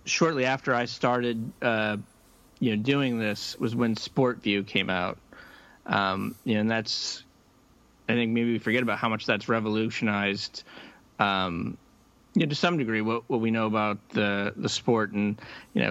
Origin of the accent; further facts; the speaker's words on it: Nebraska, United States; now in Boston, United States; I grew up in Nebraska, and you know, football is kind of a religion there